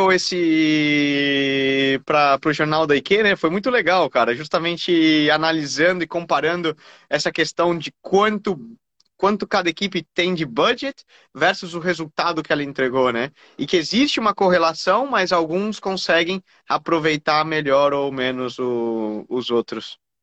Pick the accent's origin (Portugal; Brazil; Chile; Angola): Brazil